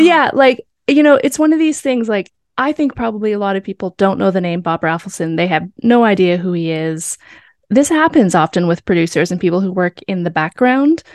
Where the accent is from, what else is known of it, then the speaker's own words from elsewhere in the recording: Canada; we are Canadian